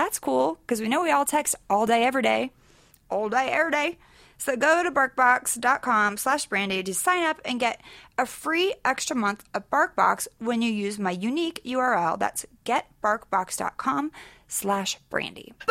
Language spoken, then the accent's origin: English; Sacramento, California, United States; born or raised there; now in Los Angeles, United States